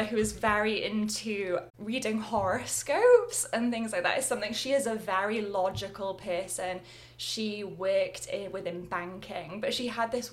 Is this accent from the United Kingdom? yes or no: yes; Swansea, Wales, United Kingdom; I grew up by the ocean, by the sea, in my hometown of Swansea in Wales.